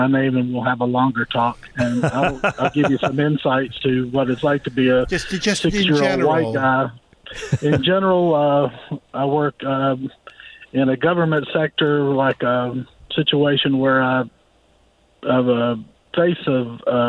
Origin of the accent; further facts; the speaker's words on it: Greensboro, North Carolina, United States; born there; I was born in Greensboro, a very progressive town.